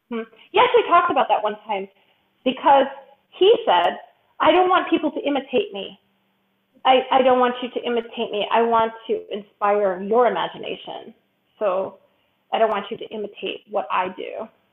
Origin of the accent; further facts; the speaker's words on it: Chicago, Illinois, United States; moved away as an adult; also born or lived in Philadelphia; I'm originally from Chicago and grew up uh, from there my whole life